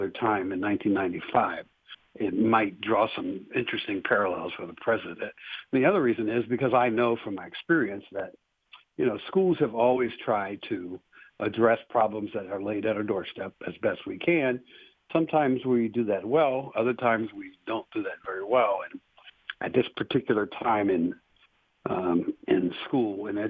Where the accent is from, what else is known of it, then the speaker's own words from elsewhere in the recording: Cincinnati, Ohio, United States; moved away as an adult; also born or lived in Greene County, Ohio / Warren County, Ohio; now in Lebanon, United States; I was actually born and raised in Cincinnati, on the west side of Cincinnati